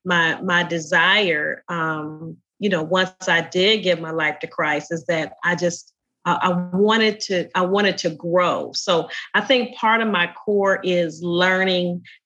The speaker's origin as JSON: {"language": "English", "town": "Indianapolis", "region": "Indiana", "country": "United States", "tie": "born or raised there", "said": "the little girl growing up in Indianapolis"}